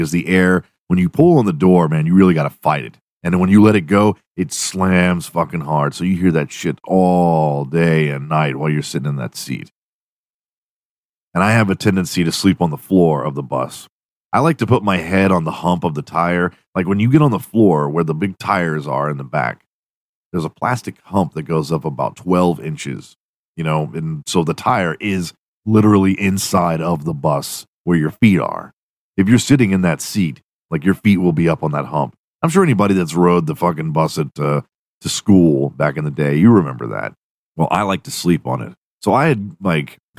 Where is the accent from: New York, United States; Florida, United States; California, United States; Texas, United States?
Texas, United States; I'm from Texas